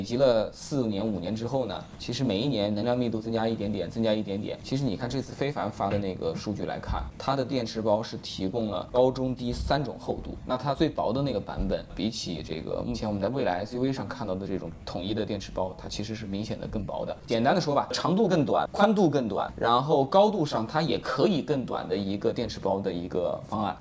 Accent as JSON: {"language": "Chinese", "region": "Hubei", "country": "China", "tie": "born or raised there", "said": "我在湖北石岩长大"}